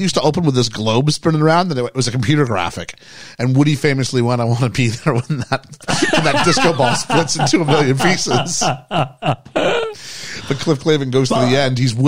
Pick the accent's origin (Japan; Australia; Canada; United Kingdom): Canada; also born or lived in United States; as a Canadian